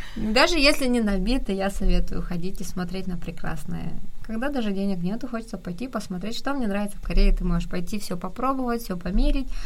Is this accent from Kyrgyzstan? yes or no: yes; Kyrgyzstan; moved away as an adult; now in South Korea; у нас на родине есть все, это замечательная, прекрасная страна, я очень люблю свою родину